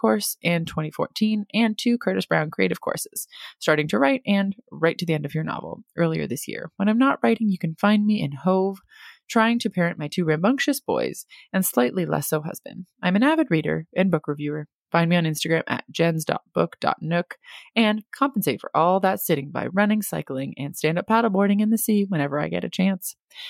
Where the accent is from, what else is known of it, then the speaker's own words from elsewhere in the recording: Germany; also born or lived in United States; I grew up in Germany and the USA, am fully bilingual, but prefer to write in English, the language that I live in most days.